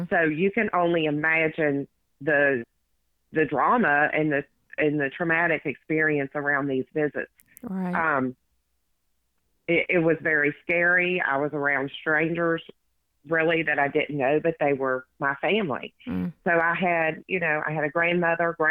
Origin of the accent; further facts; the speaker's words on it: West Virginia, United States; I was born and raised in West Virginia